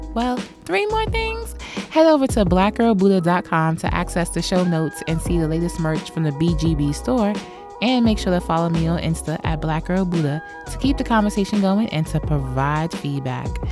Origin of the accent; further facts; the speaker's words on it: New York City, New York, United States; Born and raised in New York City